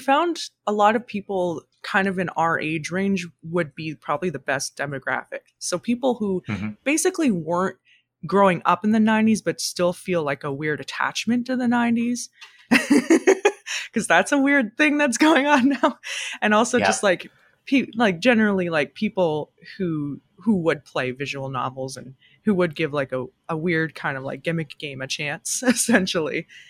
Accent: Ontario, Canada; it's definitely a kind of an amalgamation of all of our experiences growing up in Ontario.

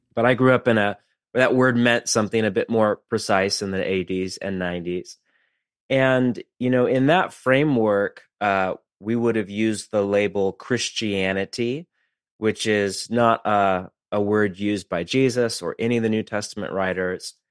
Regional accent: West Coast, United States; I'm from the West Coast

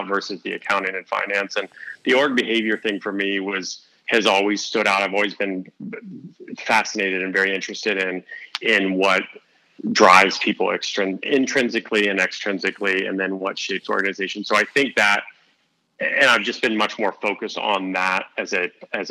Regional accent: Mount Vernon, Ohio, United States; moved away; also born or lived in Columbus, Ohio; I was born in Columbus, but then moved up to Mount Vernon at like 4 or 5. So I'd done, you know, grade school, middle school, and high school all in this small town

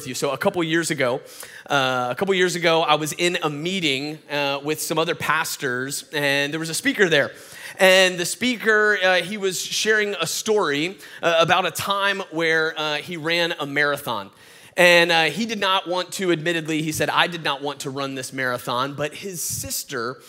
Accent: Atlanta, Georgia, United States; I'm from Atlanta, Georgia, born and raised. That's why I sound like this

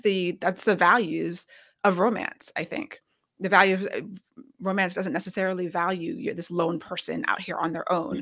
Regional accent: United States; we're both American, raised on Western storyteller

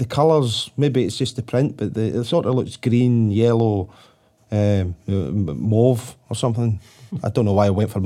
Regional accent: Glasgow, Scotland, United Kingdom; growing up in Glasgow

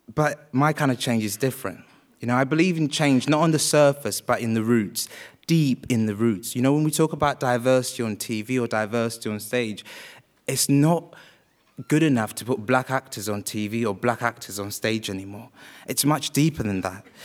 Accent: Wales, United Kingdom; also born or lived in Uganda; I was born in Uganda and raised in Wales

